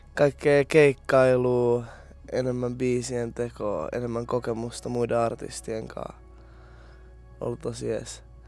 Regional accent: Tampere, Pirkanmaa, Finland; mä oon ite Tampereelta

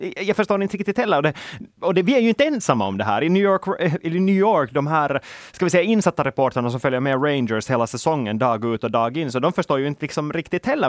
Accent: Finland; vi är finländare

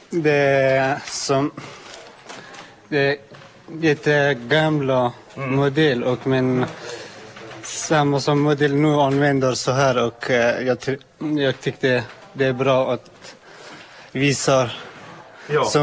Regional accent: Afghanistan; Swedish is a second language; moved away as an adult; now in Finland; Jag kommer från Afghanistan.

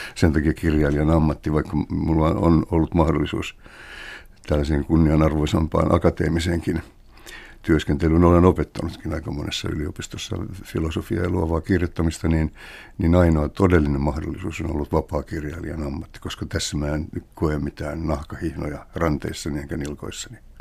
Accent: Helsinki, Uusimaa, Finland; kotikulmillani Kalliossa

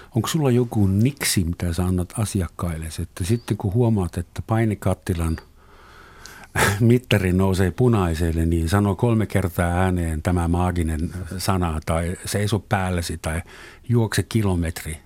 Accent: Southern Germany, Germany; Finnish is a second language; moved away as an adult; now in Finland; meillä Etelä-Saksassa myöskin – Vuonna 1972 kiellettiin ruumilliset kuritukset mun osavaltiossa.

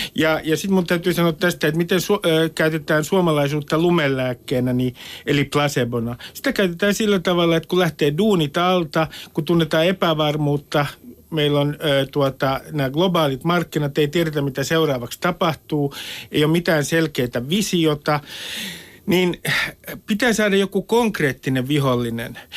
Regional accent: Nummi-Pusula, Uusimaa, Finland; first language Finnish; Suomi on mulle Nummipusulan urheilukenttä, olen Nummipusulasta

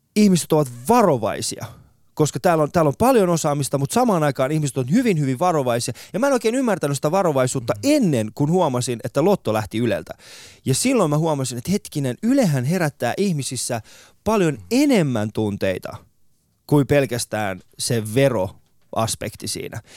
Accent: Iran; now in Finland; mä oon Iranista

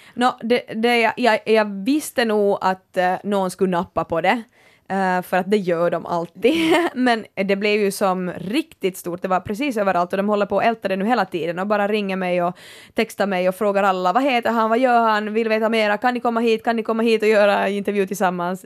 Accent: Kaskö and Närpes, Ostrobothnia, Finland; moved away; jag har haft sådär vet du kaskö i ryggen och, och närpes

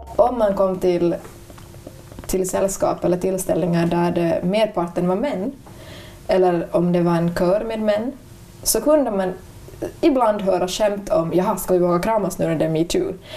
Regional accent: Ostrobothnia, Finland; jag är från Österbotten

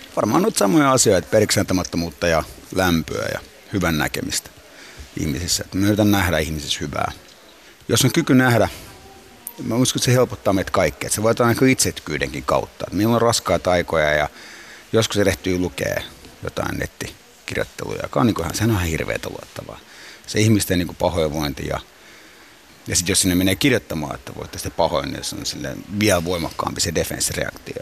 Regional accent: Finland; also born or lived in Cyprus; me muutettiin Suomeen, se halusi mulle suomalaisen kasvatuksen ja koulutuksen. Ja muutettiin Suomeen silloin neljä ja viiden ikävuoden välissä

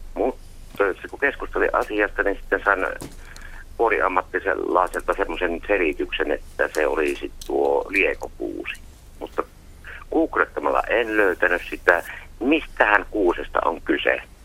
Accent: Siilinjärvi, North Savo, Finland; Minä olen Siilijärveltä itse.

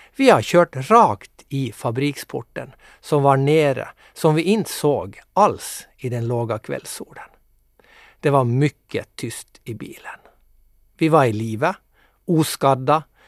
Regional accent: Mo i Rana, Nordland, Norway; moved away as an adult; now in Nykarleby, Finland; Jag kommer alltså ursprungligen från Mo i Rana i Nordnorge men är nu bosatt med min härliga familj i Nykarleby.

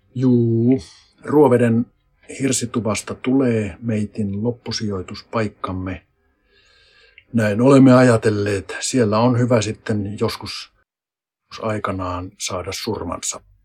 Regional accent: Finland; moved away; se mun kotipaikka on ihan metsän keskellä seitsemän kilometrin päässä se tästä kuntakeskuksesta

